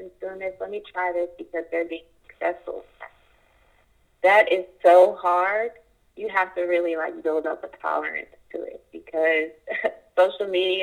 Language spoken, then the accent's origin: English; Kansas City, Kansas, United States; now in Los Angeles, United States; I was raised, born and raised in Wyandotte County.